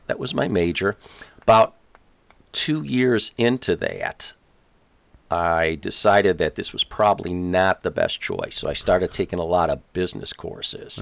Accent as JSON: {"language": "English", "town": "Chicago", "region": "Illinois", "country": "United States", "tie": "born or raised there"}